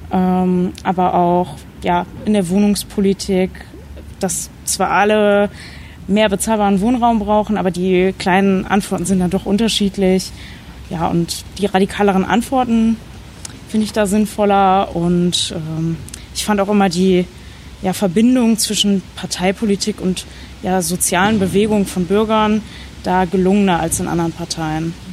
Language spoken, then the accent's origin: German; Düsseldorf, North Rhine-Westphalia, Germany; ich komme aus Düsseldorf gebürtig, ähm, bin hier dann aber so ein bisschen zwischen den Stadtteilen hin und her gezogen, also habe die äh, Stadt jetzt auch schon an, an, mehreren Ecken kennengelernt.